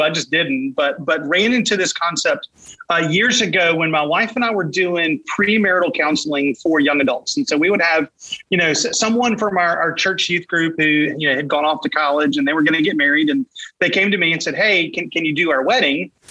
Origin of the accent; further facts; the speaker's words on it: Raleigh, North Carolina, United States; moved away as an adult; now in Wilmington, United States; I'm from Raleigh, grew up in Raleigh, moved here to Wilmington in. Uh, 2013